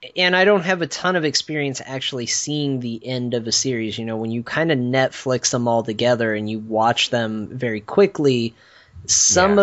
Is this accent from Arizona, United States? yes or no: yes; Flagstaff, Arizona, United States; my hometown, uh, Flagstaff, where I grew up.